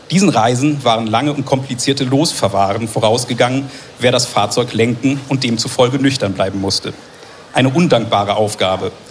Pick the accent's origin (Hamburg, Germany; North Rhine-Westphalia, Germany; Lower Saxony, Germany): North Rhine-Westphalia, Germany; Also ich komme tatsächlich aus dem Oberbergischen, also rein zufällig komme ich da auch her wo der Protagonist aufgewachsen ist